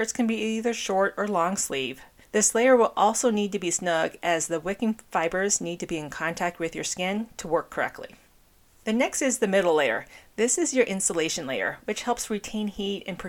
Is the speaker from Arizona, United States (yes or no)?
yes; Phoenix, Arizona, United States; my hometown, the Valley of the Sun